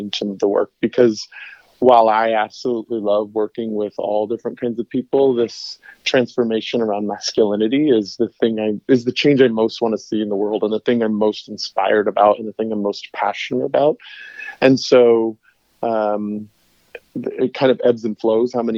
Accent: Tucson, Arizona, United States; And my hometown.

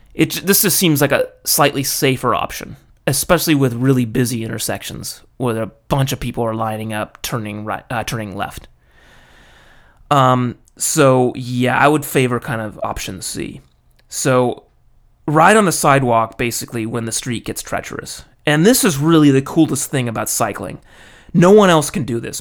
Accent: California, United States; moved away as an adult; now in Japan; being American and from California, I, uh, I grew up with a helmet law

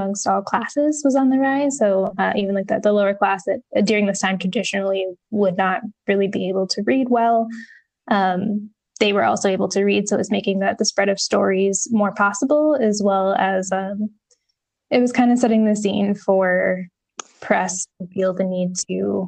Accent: upstate New York, United States; upstate New York, not far from where I actually grew up

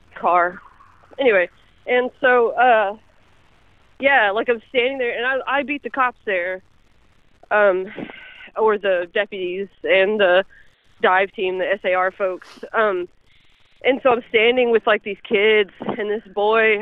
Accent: Kentucky, United States; I am from Kentucky

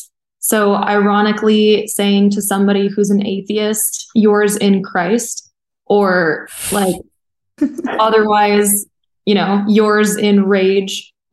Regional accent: Chicago, Illinois, United States; But I'm also from Chicago, where there's a very specific way to eat hot dogs.

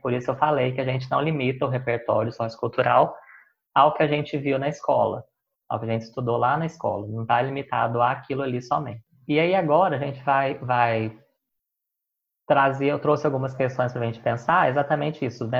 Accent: Caxambu, Minas Gerais, Brazil; born or raised there; moved away as an adult; also born or lived in Belo Horizonte

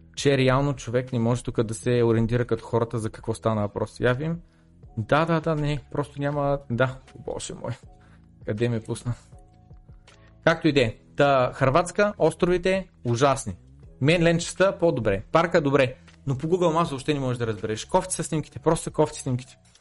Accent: Bulgaria; съм роден в България

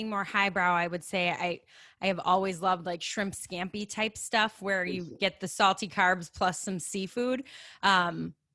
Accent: just outside of Chicago, Illinois, United States; if you can't tell by my accent, I am a lifelong just outside of Chicago resident

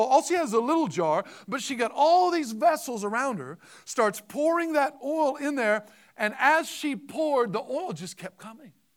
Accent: Southern Illinois, United States; I'm from Southern Illinois

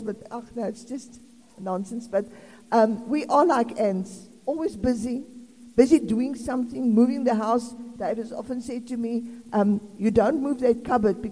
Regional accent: South Africa; I'm South African

